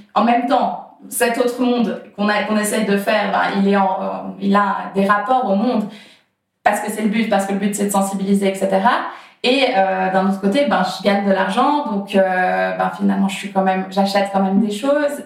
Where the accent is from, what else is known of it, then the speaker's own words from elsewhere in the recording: Geneva, Switzerland; j'ai grandi à Genève